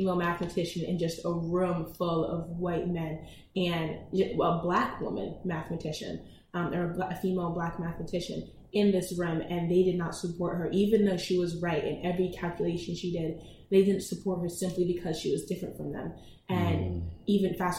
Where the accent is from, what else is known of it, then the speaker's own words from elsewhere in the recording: Delaware, United States; I am focusing on expanding in Delaware right now, my home state